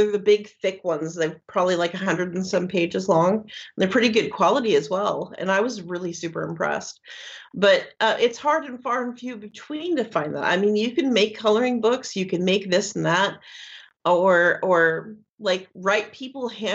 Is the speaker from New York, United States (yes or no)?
no; Washington, United States; now in Florida, United States; I'm from Washington State, up way up north, almost at the border of Canada